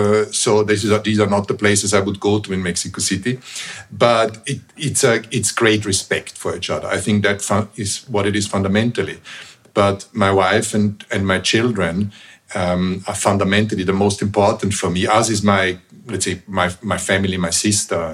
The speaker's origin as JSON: {"language": "English", "region": "Vienna", "country": "Austria", "tie": "born or raised there", "moved": "yes", "said": "where I was raised in Vienna is a relatively small town"}